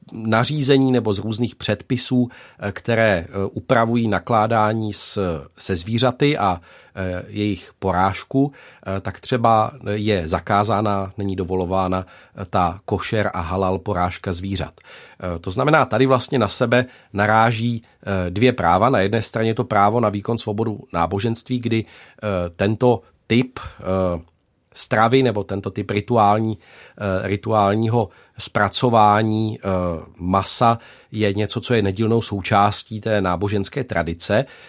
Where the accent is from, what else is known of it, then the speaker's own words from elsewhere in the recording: Czechia; jako Češi tady